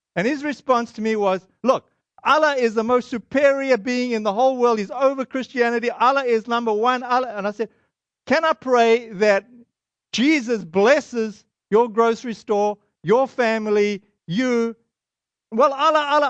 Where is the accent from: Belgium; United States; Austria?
United States; Boston, Massachusetts